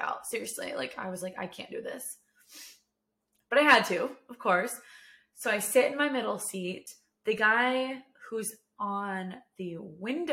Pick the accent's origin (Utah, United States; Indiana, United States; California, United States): California, United States; Sacramento; now in Texas, United States; Originally, I'm from Sacramento. My whole family's from Sacramento